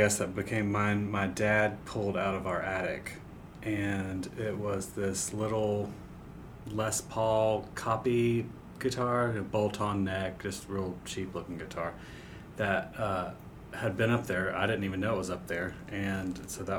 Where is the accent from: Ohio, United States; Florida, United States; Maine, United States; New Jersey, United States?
Florida, United States; Jacksonville Beach; moved away as an adult; also born or lived in Charlotte, North Carolina; I grew up in Jacksonville Beach, Florida